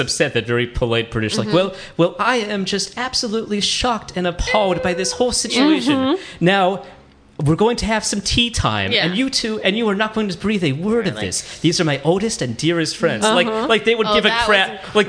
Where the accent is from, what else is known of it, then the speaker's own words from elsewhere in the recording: Los Angeles, California, United States; And look, LA is my hometown.